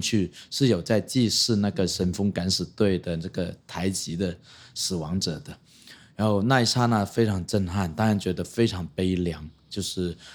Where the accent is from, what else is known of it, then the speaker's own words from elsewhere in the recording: Hong Kong; moved away as an adult; now in Taiwan; 我们作为一个离散的族群来到台湾或者来到世界别的地方，就是香港人啊